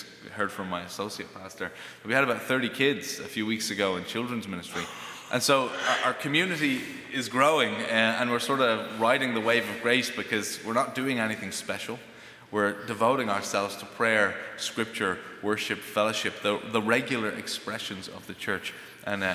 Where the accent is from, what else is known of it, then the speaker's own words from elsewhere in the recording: Greystones, Ireland; moved away as an adult; also born or lived in United States; We went back to Ireland, and I'm not a traditional missionary. Most missionaries will go to new frontiers. I went to my hometown.